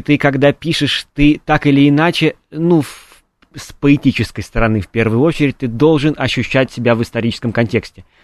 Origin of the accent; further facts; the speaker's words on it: Kamennaya Steppe, Voronezh Oblast, Russia; я э, родился в Каменной степи, это такое место между э, Воронежем и Волгоградом